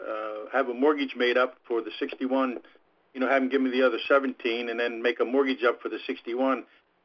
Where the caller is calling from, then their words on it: The Villages, Florida, United States; Ron, I'm in the Villages here in Florida.